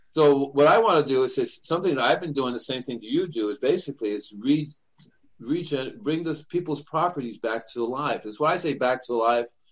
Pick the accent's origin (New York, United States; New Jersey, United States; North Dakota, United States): New York, United States; New York City; also born or lived in Puerto Rico / Cuba; I'm from New York City, and they would send me to Puerto Rico or Cuba in the summertime